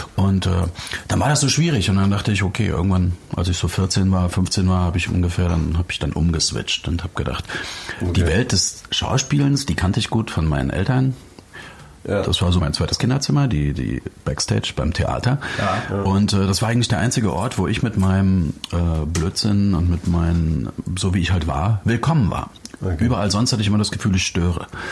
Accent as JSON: {"language": "German", "town": "Dresden", "region": "Saxony", "country": "Germany", "tie": "born or raised there", "said": "ich bin in Dresden groß geworden, also im, im Osten Deutschlands"}